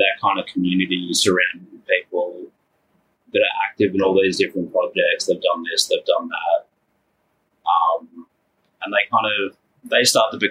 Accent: Melbourne, Victoria, Australia; I'm from Melbourne, Australia.

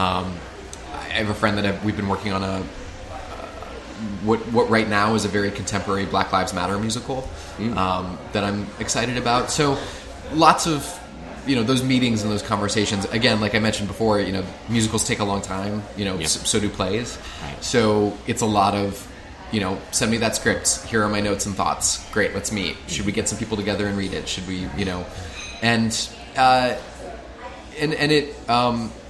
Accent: Midwest, United States; I grew up in the Midwest as a Notre Dame fan

